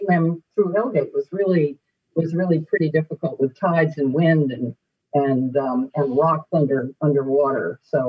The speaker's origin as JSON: {"language": "English", "area": "Cape Cod", "region": "Massachusetts", "country": "United States", "tie": "born or raised there", "also_born_or_lived": "Manhattan, New York", "moved": "yes", "lives_now": "City Island, Bronx, United States", "said": "I grew up in Massachusetts, on Cape Cod, in fact, where I was close to the, you know, the water."}